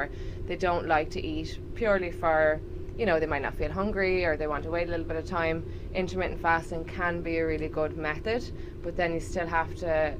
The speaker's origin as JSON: {"language": "English", "country": "Ireland", "also_born_or_lived": "Liverpool, United Kingdom", "accent": "Irish", "moved": "yes", "said": "I am Irish, obviously. You can probably tell from the accent."}